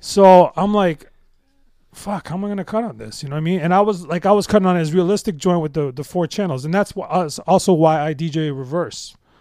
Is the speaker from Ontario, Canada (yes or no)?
yes; Toronto, Ontario, Canada; I grew up in the West End, um, in, uh, uh, this Metro Housing project called, uh, Scarlet Wood Courts.